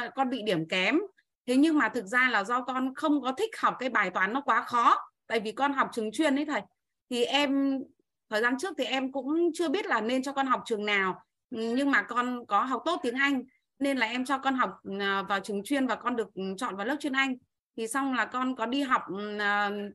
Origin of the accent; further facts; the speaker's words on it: Bac Ninh, Vietnam; em đến từ Bắc Ninh